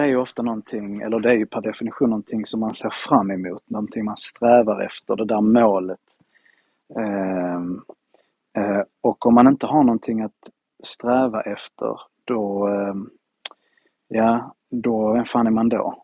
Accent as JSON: {"language": "Swedish", "country": "Spain", "tie": "born or raised there", "moved": "yes", "lives_now": "Malmö, Sweden", "said": "Jag är ju halvspanjor och halv, halvfinne. Född i ah. Spanien."}